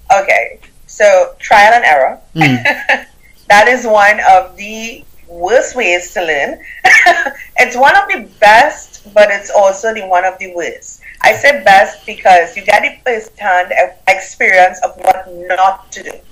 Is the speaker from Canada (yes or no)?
no; Trinidad & Tobago; accent: Caribbean; now in United States; I have a Caribbean accent. I'm from Trinidad and Tobago.